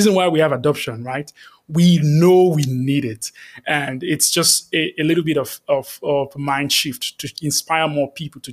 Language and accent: English; Nigeria; I'm from Nigeria